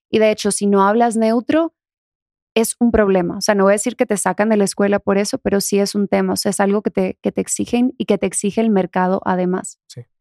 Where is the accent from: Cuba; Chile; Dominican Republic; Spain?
Dominican Republic; accent: Dominican; Sí, soy de República Dominicana.